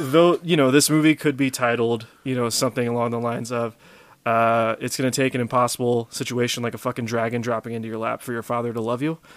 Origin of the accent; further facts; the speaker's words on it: Louisiana, United States; we have accents in the sense that we say, uh, "Y'all."